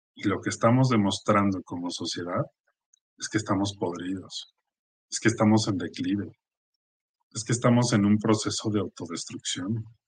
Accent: Mexico; el ambiente en el que estamos viviendo como mexicanos

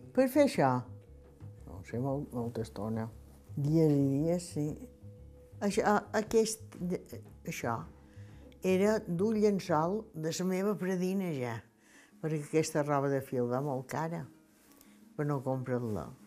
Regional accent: Esporles, Balearic Islands, Spain; Vaig néixer a Espoldes, en el carrer Major

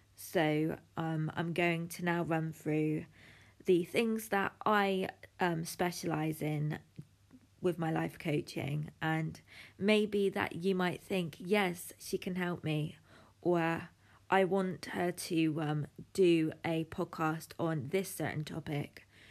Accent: United Kingdom; I'm from the United Kingdom, the sunniest place on the planet.

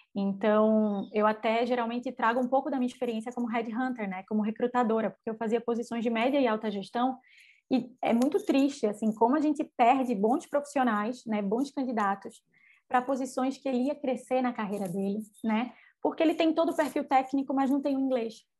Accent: Recife, Pernambuco, Brazil; accent: nordestino; sou nordestina, o sotaque não me deixa mentir, né? Com muito orgulho, recifense de sangue, de criação

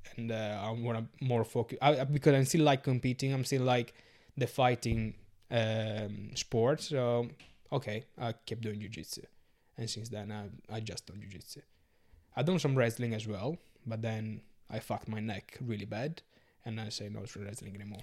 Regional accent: Sardinia, Italy; English is a second language; moved away as an adult; also born or lived in Glastonbury; now in London, United Kingdom; I'm from Sardinia

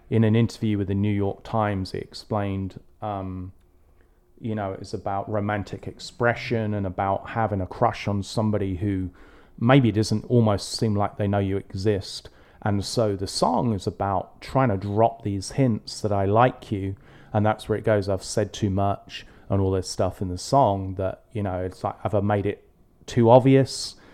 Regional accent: England, United Kingdom; growing up in England

